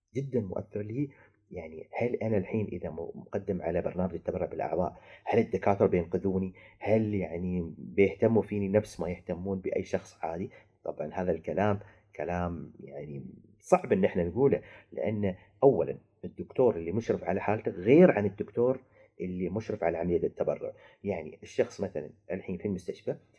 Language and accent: Arabic; United Arab Emirates; عندنا في الامارات